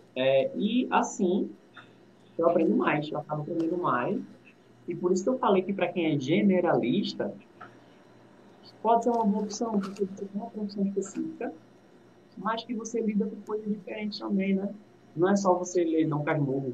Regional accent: Recife, Pernambuco, Brazil; eu sou do Recife, sou do Janga

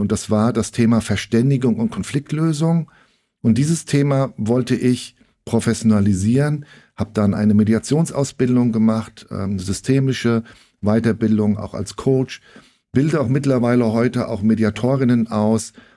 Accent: Frankfurt, Hesse, Germany; ich bin 1966 in ähm, Frankfurt geboren. Naja, ich bin also jetzt 57 Jahre alt und viele nennen mich ähm, und auch ich mich selbst als Frankfurter Bub.

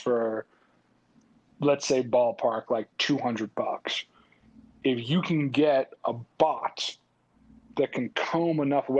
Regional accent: New York, United States; Growing up in New York

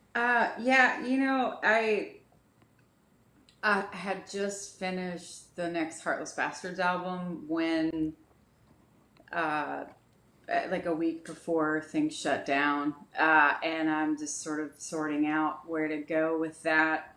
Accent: Dayton, Ohio, United States; I grew up in uh, Dayton, Ohio.

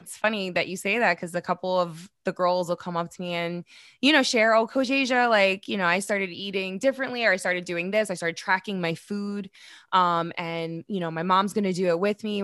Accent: New York City, New York, United States; I'm from Queens

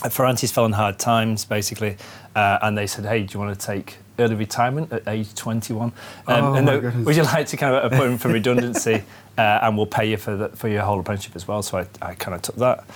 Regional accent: Stockport, North West England, United Kingdom; moved away; I'm from Stockport, which is to the south of Manchester

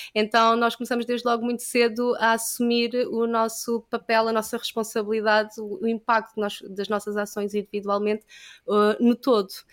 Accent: Lisbon, Portugal; also born or lived in Caldas da Rainha; Eu, eu nasci uh, em Lisboa, eu sempre que vivi aqui

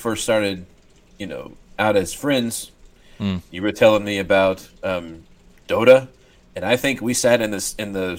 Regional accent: West Texas, United States; I was raised in West Texas

